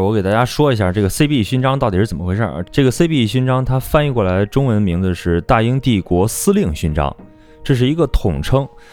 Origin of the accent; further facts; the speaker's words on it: China; 我们中国人